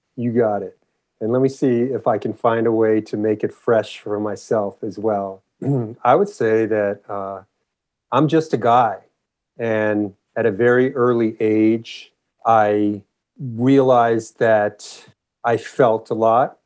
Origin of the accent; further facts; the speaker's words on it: Los Angeles, California, United States; moved away as an adult; also born or lived in Santa Cruz, United States / Memphis, United States / Encinitas, United States / San Francisco, United States; I grew up in Los Angeles.